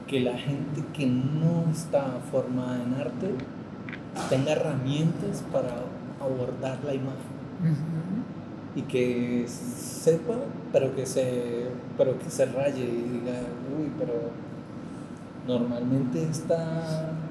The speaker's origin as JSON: {"language": "Spanish", "town": "Popayán", "region": "Cauca", "country": "Colombia", "tie": "born or raised there", "also_born_or_lived": "Cali", "moved": "yes", "said": "Tengo una combinación de varias cosas porque pues, vengo de Popayán."}